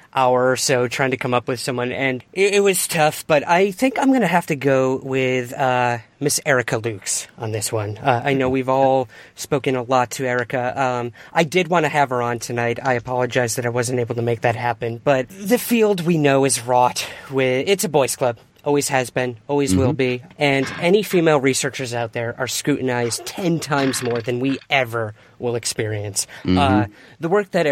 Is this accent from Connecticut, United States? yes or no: no; Syracuse, New York, United States; moved away; I am from Syracuse, New York.